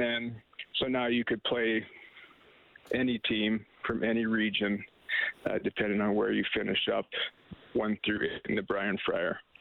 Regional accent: Raymond, Alberta, Canada; now in Edmonton, Canada; Raymond, my hometown

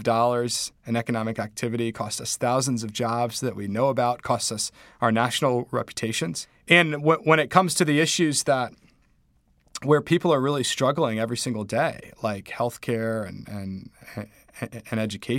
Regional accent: Charlotte, North Carolina, United States; I felt very blessed having grown up with the opportunities I'd had, gone to great schools, growing up in Charlotte and then being in college.

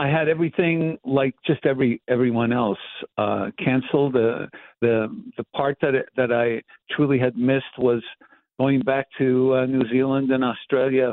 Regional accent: Montreal, Quebec, Canada; growing up in Montreal, in the tenements of Montreal

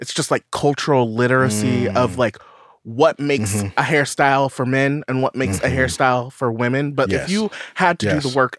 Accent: California outside of Los Angeles, United States; So I grew up in California outside of Los Angeles.

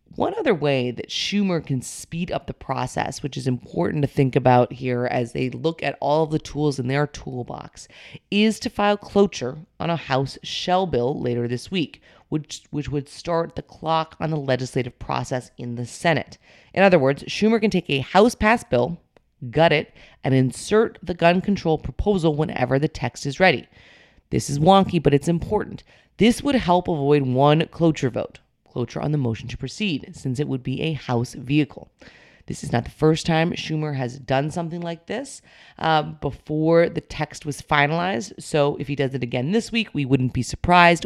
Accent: North Dakota, United States; moved away; North Dakota, my home state

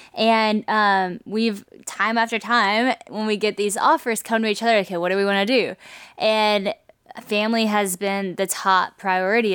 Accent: Louisiana, United States; moved away; also born or lived in Nashville; I moved from Nashville back to Louisiana, but I didn't have community in Louisiana like I did in Nashville. You might think since I was from here

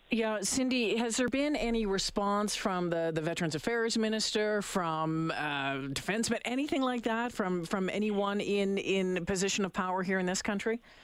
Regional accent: Canada; as Canadians

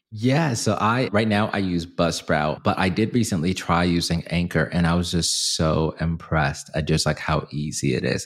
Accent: Zimbabwe; now in United States; in my hometown country, where I'm from, Zimbabwe

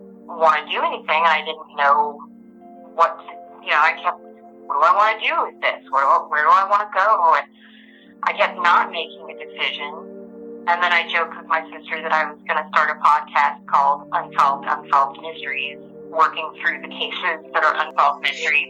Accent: Arkansas, United States; I grew up in Arkansas

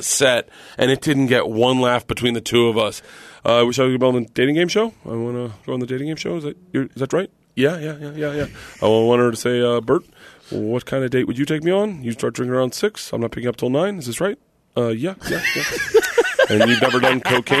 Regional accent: the South, United States; I grew up in the South

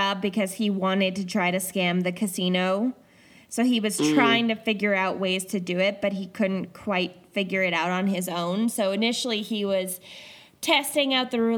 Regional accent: United States; also born or lived in Normandy, France; I was American

